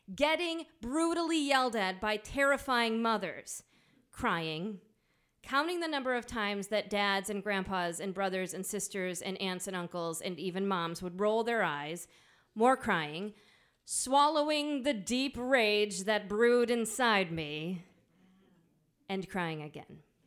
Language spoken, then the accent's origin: English; Midwest, United States; accent: nasally Midwestern; moved away; also born or lived in Johnson City, Tennessee; my nasally Midwestern accent